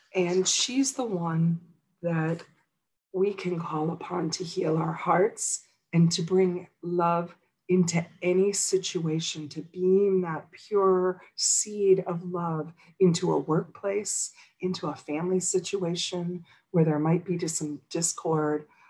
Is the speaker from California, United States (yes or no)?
no; Midwest near Chicago, Illinois, United States; now in Los Angeles, United States; I grew up in Midwest near Chicago.